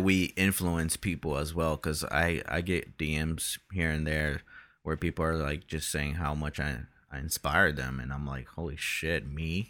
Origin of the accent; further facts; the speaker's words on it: Brazil; we're both from Brazil